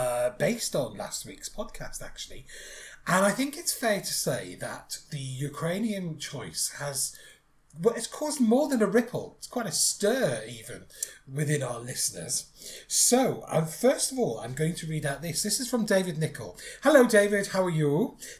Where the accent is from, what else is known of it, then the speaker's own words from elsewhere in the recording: Ireland; now in Netherlands; As you know, I'm Irish. I live here in the Netherlands